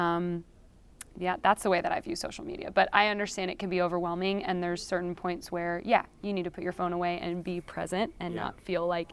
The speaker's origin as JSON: {"language": "English", "region": "California", "country": "United States", "said": "I'm from California, so I'm not backroads country southern girl."}